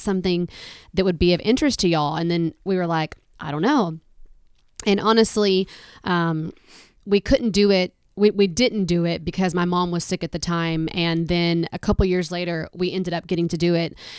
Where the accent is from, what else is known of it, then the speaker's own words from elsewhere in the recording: Alabama, United States; I'm from Alabama